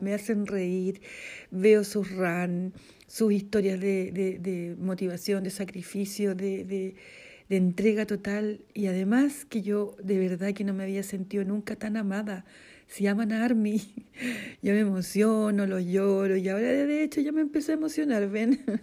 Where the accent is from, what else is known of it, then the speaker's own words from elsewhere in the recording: central Chile, Chile; soy de Chile, de la zona centro, vivo en el campo.